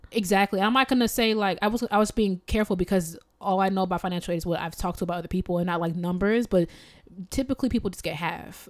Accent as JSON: {"language": "English", "country": "United States", "said": "I am an American"}